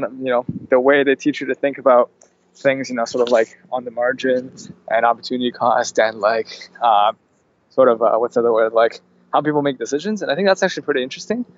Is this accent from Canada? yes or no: yes; Canada; Canadian entrepreneurs, a lot of times we kind of aren't as aggressive as American counterparts